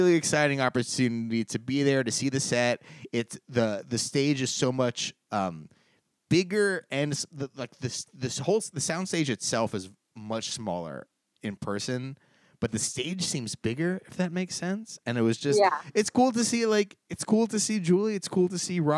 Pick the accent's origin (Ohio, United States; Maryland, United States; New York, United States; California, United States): California, United States; Los Angeles; growing up in Los Angeles